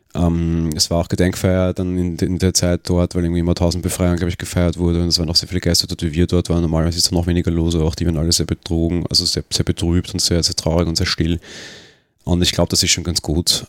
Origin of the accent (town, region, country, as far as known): Austria